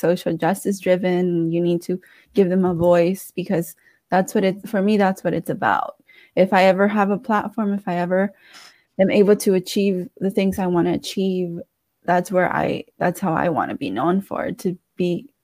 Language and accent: English; Washington, District of Columbia, United States; I'm from D.C. I grew up in Petworth, so like the Northwest area